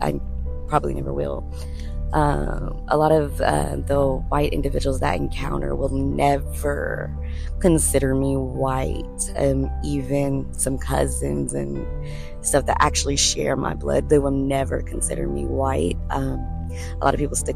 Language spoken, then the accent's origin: English; the South, United States; we're all from the South